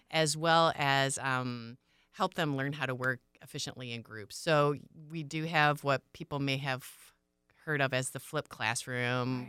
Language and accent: English; Michigan, United States; moved away; I'm originally from Michigan. I grew up on a small pig farm